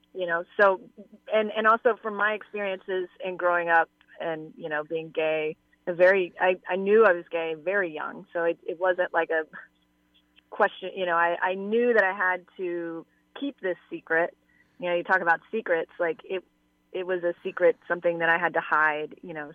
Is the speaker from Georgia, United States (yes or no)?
yes; Atlanta, Georgia, United States; I grew up in Atlanta